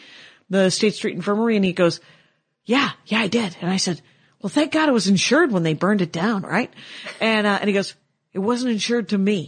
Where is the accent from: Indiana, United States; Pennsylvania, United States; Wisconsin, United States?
Wisconsin, United States; moved away; I would love to come back and play in my home state again.